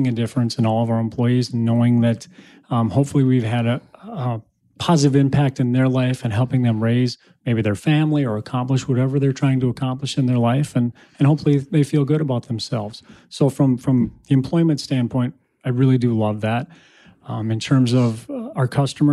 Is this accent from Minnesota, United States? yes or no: yes; Shakopee, Minnesota, United States; grew up in Shakopee, Minnesota